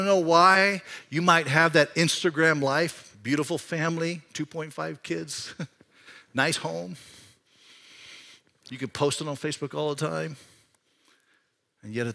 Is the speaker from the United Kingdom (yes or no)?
no; Panama; now in Iowa, United States; When I grew up in Panama, I grew up, Panama is a tropical country